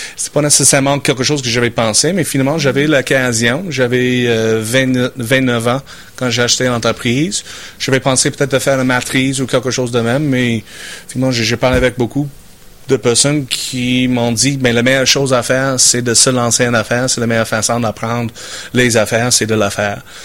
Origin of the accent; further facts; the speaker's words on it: Saskatchewan, Canada; French is a second language; moved away as an adult; now in Quebec City, Canada; je viens de la Saskatchewan. Euh, j'étais né en Saskatchewan dans un petit village qui s'appelle Town. J'ai grandi sur la ferme